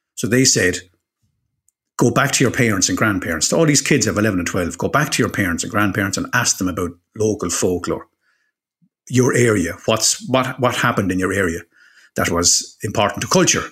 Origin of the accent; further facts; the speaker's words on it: Waterford, Munster, Ireland; I'm from Waterford